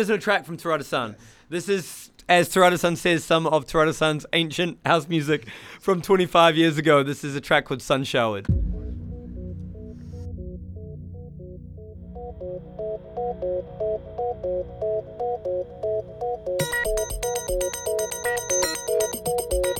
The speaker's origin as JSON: {"language": "English", "country": "New Zealand", "moved": "yes", "lives_now": "Tokyo, Japan", "said": "from New Zealand, living in Tokyo."}